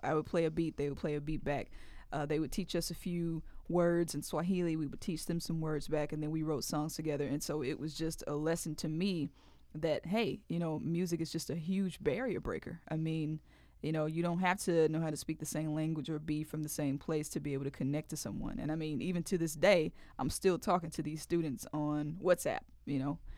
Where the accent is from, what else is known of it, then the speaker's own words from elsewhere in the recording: Mississippi, United States; "Where are you from?" I said, "Mississippi."